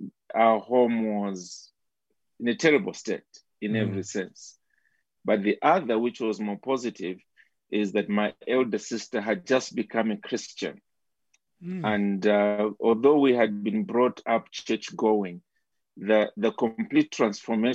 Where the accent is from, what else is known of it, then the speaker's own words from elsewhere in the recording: Zambia; I basically grew up within the country of Zambia.